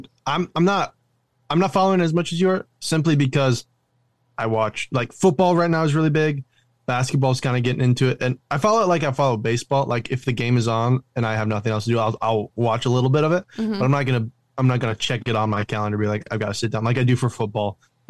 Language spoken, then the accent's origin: English; United States; I'm American